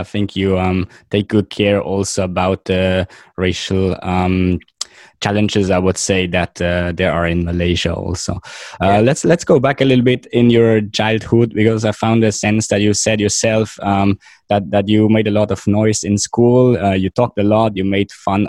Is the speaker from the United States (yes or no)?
no; Switzerland; moved away; I'm basically from Switzerland